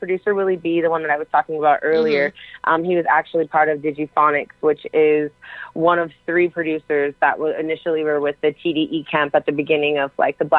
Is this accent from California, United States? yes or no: yes; Los Angeles, Inland Empire area, California, United States; I'm a musician from Cali, Los Angeles, Inland Empire area.